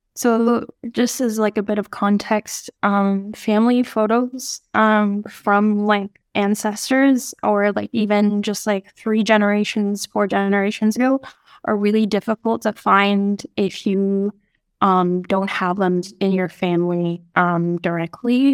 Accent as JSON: {"language": "English", "region": "Nunavut", "country": "Canada", "tie": "born or raised there", "said": "my family and growing up in Nunavut"}